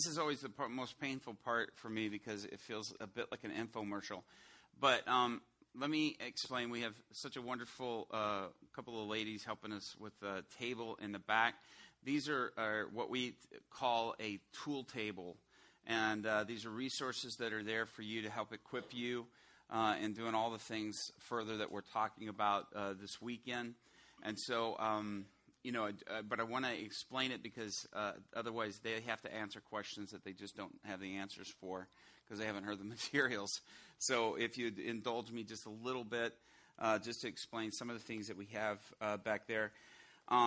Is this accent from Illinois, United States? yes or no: yes; Chicago, Illinois, United States; also born or lived in Atlanta; Illinois, I'm from the Chicago area